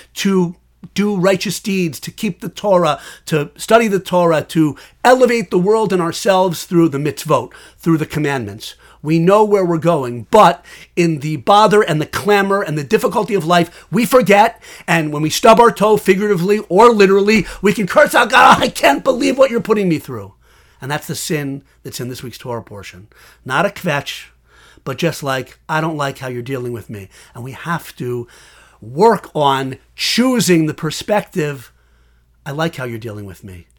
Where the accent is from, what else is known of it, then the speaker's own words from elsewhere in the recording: West Hartford, Connecticut, United States; now in Washington, D.C. area, United States; I was born in West Hartford, Connecticut